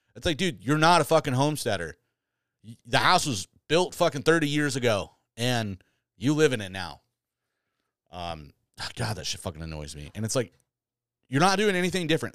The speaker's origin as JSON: {"language": "English", "region": "Michigan", "country": "United States", "tie": "born or raised there", "moved": "yes", "lives_now": "New York, United States", "said": "went back to my home state or where I grew up"}